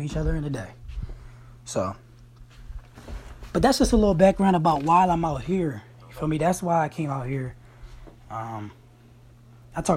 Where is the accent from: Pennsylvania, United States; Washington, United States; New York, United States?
Pennsylvania, United States; Crestmont; also born or lived in Shippensburg, Pennsylvania; I'm actually from Crestmont